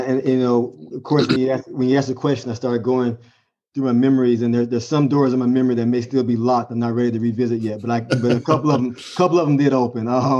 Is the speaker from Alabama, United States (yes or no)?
yes; Alabama, United States; moved away as an adult; also born or lived in Massachusetts; growing up in Alabama